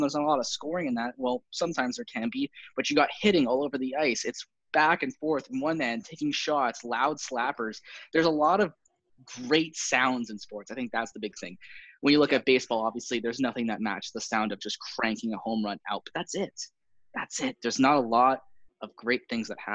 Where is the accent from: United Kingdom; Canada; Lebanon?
Canada; I'm a Canadian